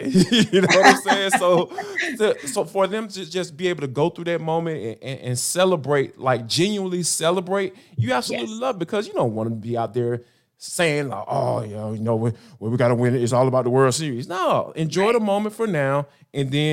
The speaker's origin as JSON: {"language": "English", "town": "Atlanta", "region": "Georgia", "country": "United States", "tie": "born or raised there", "said": "me growing up in Atlanta"}